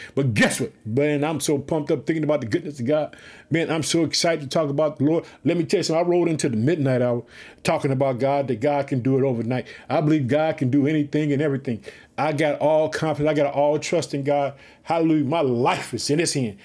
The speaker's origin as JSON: {"language": "English", "region": "Illinois", "country": "United States", "tie": "born or raised there", "lives_now": "Chicago, United States"}